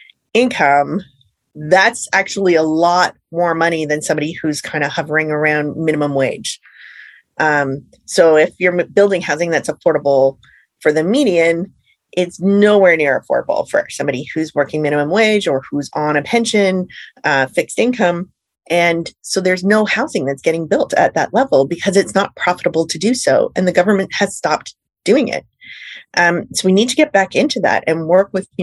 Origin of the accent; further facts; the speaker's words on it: Saskatchewan, Canada; I grew up in Saskatchewan